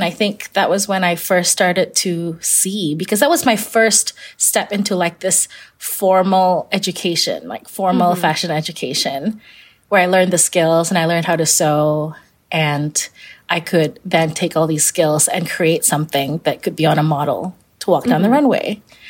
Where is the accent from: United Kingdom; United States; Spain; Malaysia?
Malaysia; Kuala Lumpur, Federal Territory of Kuala Lumpur; I grew up in Kuala Lumpur, Malaysia, and she would encourage me to pick out a few fabrics